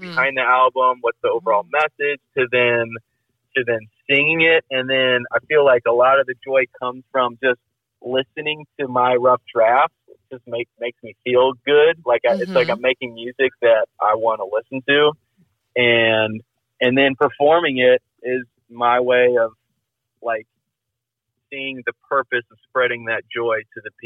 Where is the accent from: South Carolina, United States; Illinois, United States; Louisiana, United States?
Illinois, United States; Libertyville; moved away as an adult; also born or lived in San Clemente, California / Lawrence, Kansas / Los Angeles, California; I grew up in Southern California and then moved to Chicago or Libertyville when I was like 8